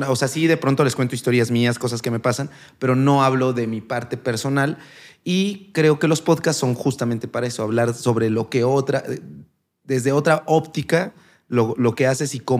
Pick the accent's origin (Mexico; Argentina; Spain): Mexico; San Martín Texmelucan, Puebla; also born or lived in Tlaxcala / Mexico City; sí soy de Puebla. No, nací en Tlaxcala, vivo en Puebla desde pues, los dos años. un tiempo estuve en la Ciudad de México y después regresé a Puebla. Y pues ahí estoy, ahí quiero quedarme toda mi vida.